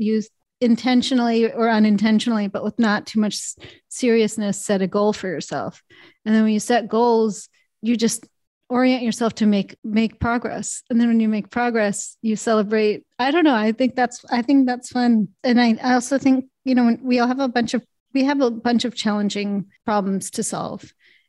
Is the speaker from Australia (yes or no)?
no; Canada; born there; I was born in Canada, so that's off the table.